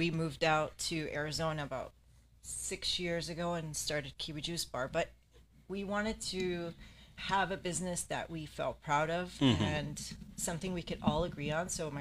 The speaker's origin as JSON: {"language": "English", "town": "Toronto", "region": "Ontario", "country": "Canada", "also_born_or_lived": "California", "moved": "yes", "said": "We're actually originally from Canada"}